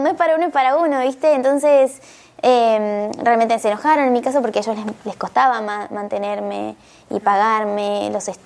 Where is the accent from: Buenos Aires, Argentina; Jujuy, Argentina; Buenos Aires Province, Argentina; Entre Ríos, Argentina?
Entre Ríos, Argentina; Nogoyá; Eh, yo soy de Nogoyá, Argentina, una ciudad muy pequeña.